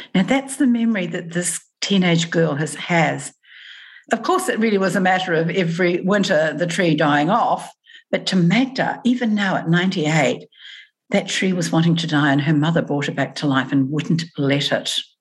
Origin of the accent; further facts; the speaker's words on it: New Zealand; moved away as an adult; now in Australia; I moved from New Zealand to Australia.